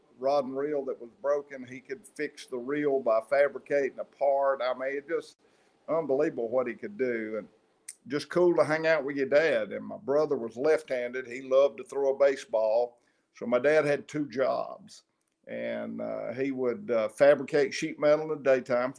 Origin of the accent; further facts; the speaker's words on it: Maiden, North Carolina, United States; moved away; I went to Maiden High, Maiden Elementary. I hung out in Maiden until I was about 18 years old